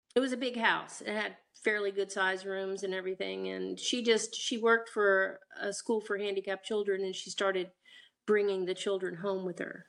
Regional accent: Vienna, Virginia, United States; also born or lived in Washington, D.C. / Falls Church, Virginia; And we grew up, uh, I was born and we lived in Falls Church for a time, and then we moved to Vienna, Virginia when I was three

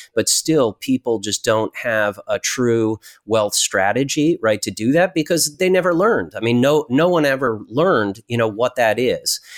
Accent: Connecticut, United States; I grew up in Connecticut

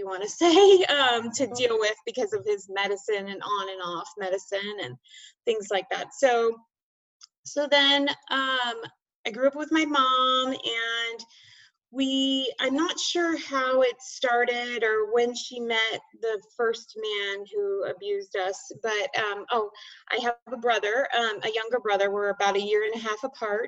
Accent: Bay Area, California, United States; moved away as an adult; I grew up in the Bay Area, California, and until 3 years ago.

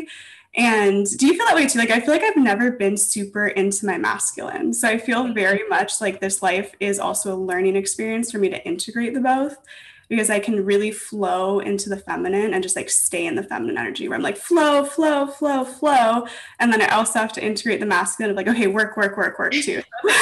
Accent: Los Angeles, California, United States; also born or lived in Santa Barbara / New York; I was actually born and raised in Los Angeles, and I live here now

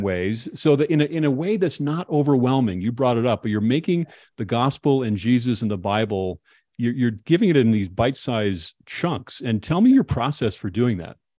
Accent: Minnesota, United States; I'm from Minnesota also

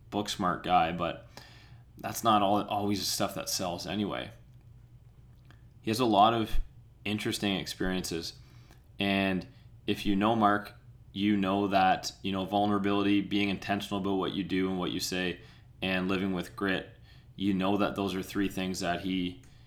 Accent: Peterborough, Ontario, Canada; we grew up in, for the most part, we grew up in Peterborough, Ontario

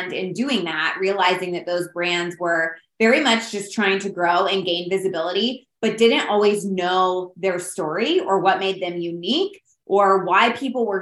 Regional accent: Indiana, United States; also born or lived in Phoenix, Arizona; We're from Indiana, but lived in Phoenix for a couple of years

